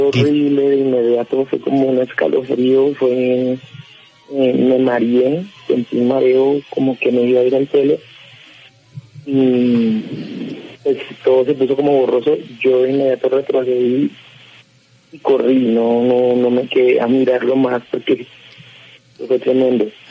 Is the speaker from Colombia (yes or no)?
yes; Cúcuta, Norte de Santander, Colombia; moved away as an adult; now in Bogotá, Colombia; Yo soy, yo soy de Cúcuta y pues ahorita actualmente estoy acá en Bogotá, pero apenas hace dos años